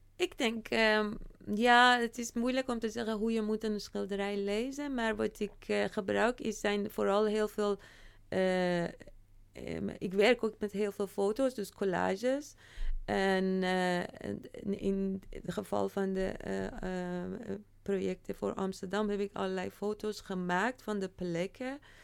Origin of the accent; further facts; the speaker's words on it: Iran; now in Netherlands; deel van mij die wel in Iran is opgegroeid